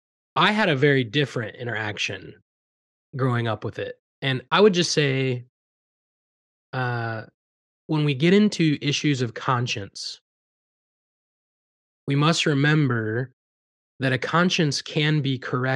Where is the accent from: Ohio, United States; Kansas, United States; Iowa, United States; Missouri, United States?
Iowa, United States; if you know a little bit more about …, growing up in Southern Iowa, you know, country music has a nostalgic feel to me